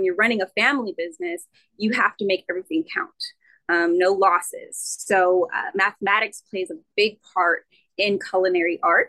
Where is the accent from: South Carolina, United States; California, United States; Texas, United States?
California, United States; Rancho Cucamonga; I'm actually from California, a town called Cucamonga, which is a wine country. So I grew up predominantly around vineyards and wineries